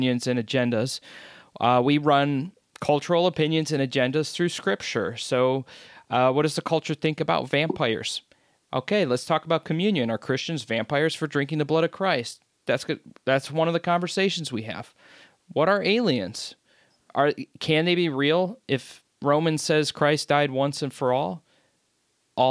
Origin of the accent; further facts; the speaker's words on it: United States; I'm from America. I grew up in the American church